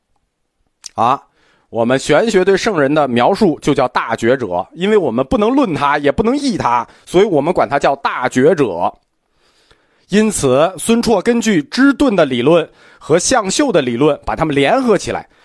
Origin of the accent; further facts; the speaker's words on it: China; 我们中国人一直是用这种角度去看佛陀，并且实践佛陀信仰吧